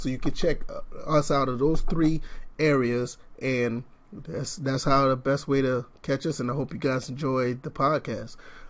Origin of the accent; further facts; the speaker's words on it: Georgia, United States; I'm from Georgia, so I would love to see that happen.